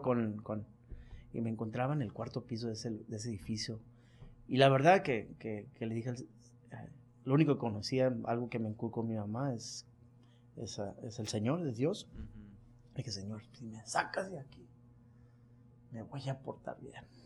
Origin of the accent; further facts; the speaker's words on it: Culiacán, Sinaloa, Mexico; moved away; also born or lived in East Los Angeles, California, United States; soy nacido en el este de Los Ángeles, eh, pero soy criado en Culiacán, Sinaloa